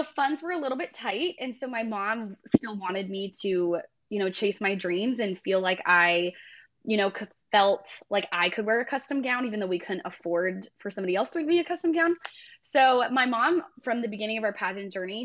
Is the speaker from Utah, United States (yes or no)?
yes; Mapleton, Utah, United States; moved away as an adult; now in Tennessee, United States; I was born and raised in Mapleton, Utah. That's where I grew up.